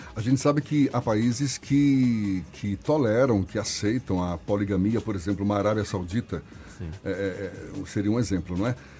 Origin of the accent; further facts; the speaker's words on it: Minas Gerais, Brazil; eu sou mineiro